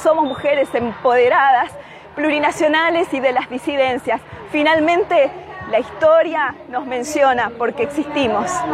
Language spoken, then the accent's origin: Spanish; La Plata, Buenos Aires Province, Argentina; llegamos a la ciudad de La Plata, a mi ciudad